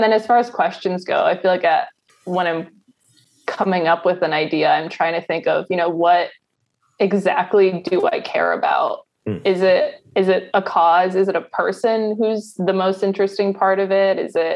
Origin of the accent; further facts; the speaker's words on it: Ellicott City, Maryland, United States; I grew up in Ellicott City